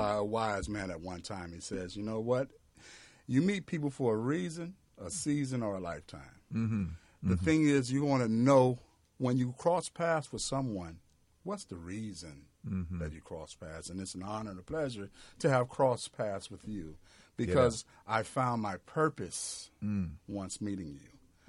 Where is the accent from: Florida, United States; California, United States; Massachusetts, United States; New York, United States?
Florida, United States; Miami; now in Georgia, United States; I'm from Miami, Florida. Okay, and I was raised in Miami, Florida during the eras of the late 80s